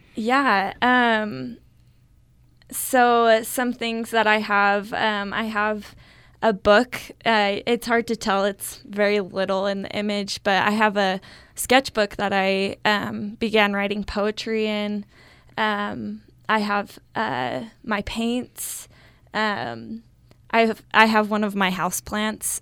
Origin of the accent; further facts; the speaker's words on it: Riverton, Utah, United States; also born or lived in Logan, Utah; I'm from Riverton, Utah